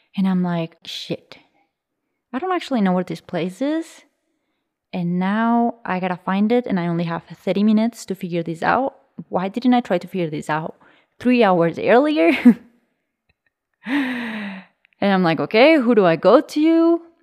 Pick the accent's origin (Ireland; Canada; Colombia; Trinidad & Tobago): Colombia; I was born in Colombia in the 90s. I was born in a region northwest of the country very close to the limits to Panama